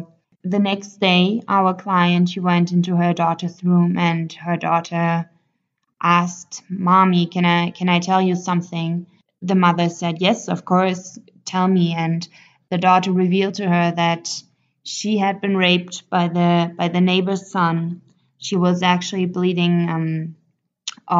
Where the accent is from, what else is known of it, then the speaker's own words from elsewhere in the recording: Germany; moved away as an adult; now in Ethiopia; I'm 25 years old. I come from Germany and I studied law